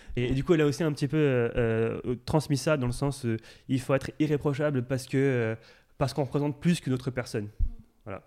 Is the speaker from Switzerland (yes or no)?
no; Courcouronnes, Île-de-France, France; je viens de Courcouronne en 1991